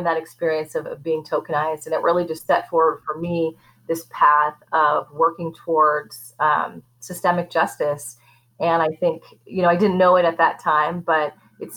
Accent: Portland, United States; I've was born and raised in Portland and grew up in a historically Black neighborhood

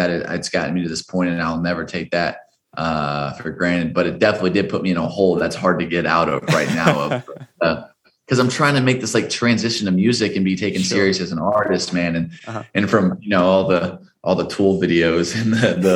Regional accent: Dallas, Texas, United States; moved away as an adult; now in Los Angeles, United States; I'm from Dallas, Texas originally

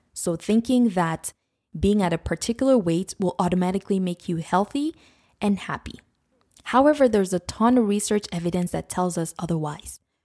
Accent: Nigeria; when I was growing up in Nigeria

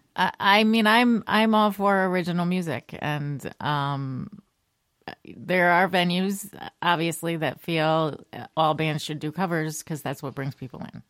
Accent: Shelton, Connecticut, United States; I am born and raised Connecticut, a little town called Shelton in the Naugatuck Valley.

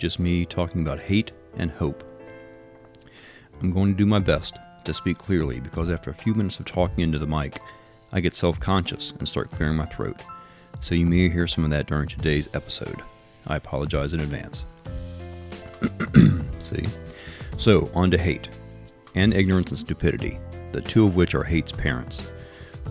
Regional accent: Richmond, Virginia, United States; I grew up in Richmond, went to Richmond Public Schools, worked for and retired from the Richmond Police Department

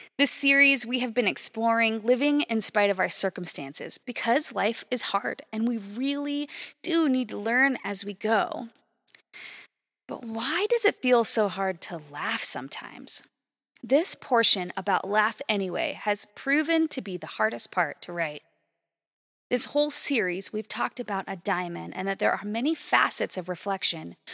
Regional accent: Las Vegas, Nevada, United States; also born or lived in Fairbanks, Alaska; I grew up in Las Vegas, Nevada, which is straight up desert.

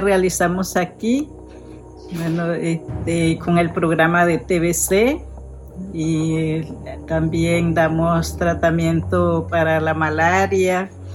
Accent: Panama; moved away as an adult; now in Venezuela; yo soy panameña, tengo dos años de estar aquí en la misión

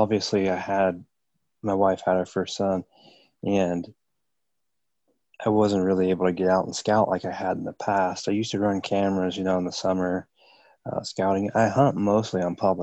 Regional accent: Ohio, United States; also born or lived in Georgia, United States; I live in Ohio. I've been here for most of my life. I was born in Georgia

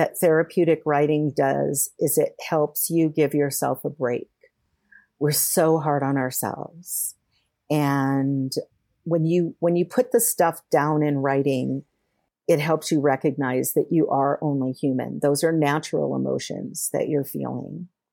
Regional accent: California, United States; moved away; also born or lived in Colorado; I was moving from Colorado back home to California

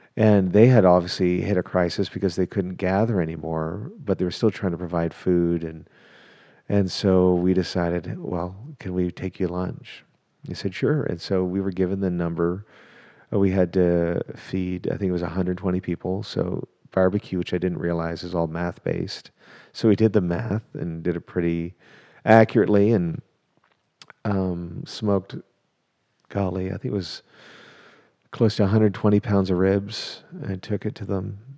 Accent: Canada; also born or lived in England; now in Dallas, United States; am a Canadian, who got to Texas as fast as I could via England.

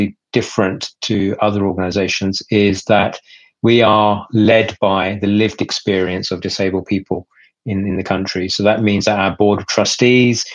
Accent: United Kingdom; also born or lived in Pakistan; I came to the UK when I was about 6 years old

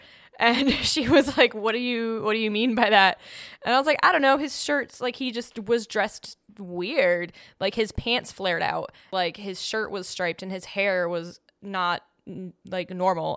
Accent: New England, Massachusetts, United States; I grew up in New England, which is a place that is known to be haunted.

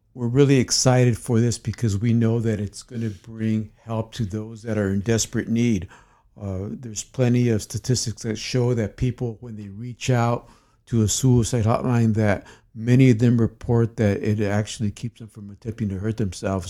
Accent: United States; I'm an American double board certified psychiatrist.

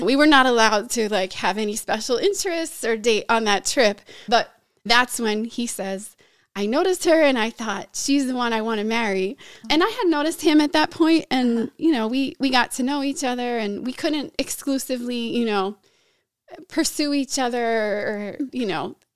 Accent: Pennsylvania, United States; moved away as an adult; also born or lived in Brazil; now in Chicago, United States; I grew up mostly in Pennsylvania

